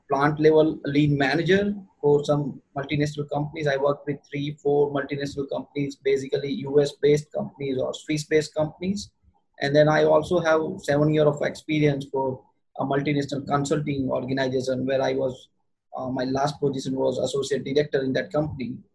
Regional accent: Western India, near Mumbai, Maharashtra, India; I'm from the other part of the world. I live in India, and in India, I am from Western region uh, near Mumbai in India.

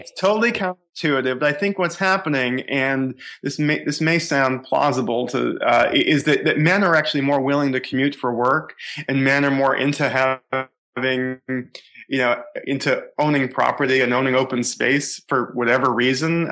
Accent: Boston, Massachusetts, United States; I grew up in in the Boston area, suburban Boston

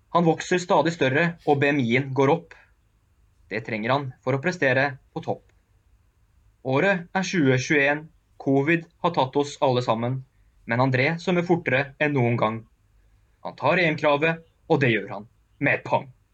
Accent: Oslo, Norway; jeg er jo født og oppvokst på Oppsal og med gutta mine.

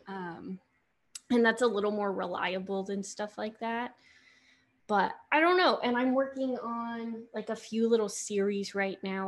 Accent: Johns Island, South Carolina, United States; moved away as an adult; growing up on John's Island

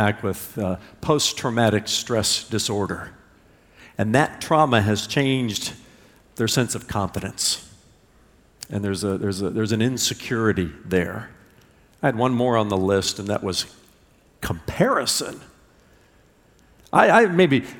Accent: Indiana, United States; I was a little boy growing up in Indiana and playing baseball

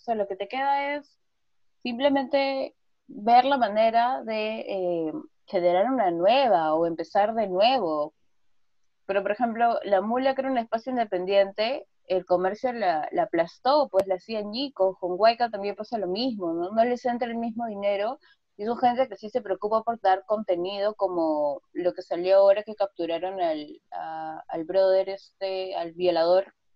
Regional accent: Callao, Peru; soy del Callao

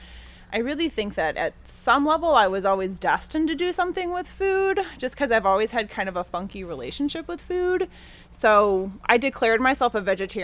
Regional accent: Chicago, Illinois, United States; I grew up in Chicago itself, like downtown Chicago

